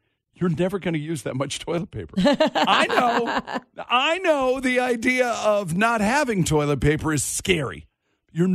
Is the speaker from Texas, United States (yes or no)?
no; Washington, United States; now in Las Vegas, United States; my home state of Washington